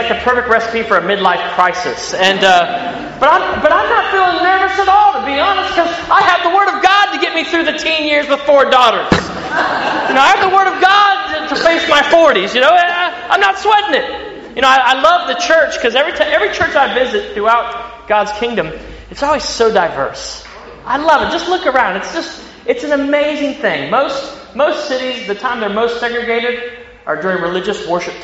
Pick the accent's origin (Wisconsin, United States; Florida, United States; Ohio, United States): Ohio, United States; accent: country; moved away as an adult; now in Sydney, Australia; I grew up in the Midwest in Ohio. That's not a southern accent. That's a country accent you hear coming from me as far as American accents.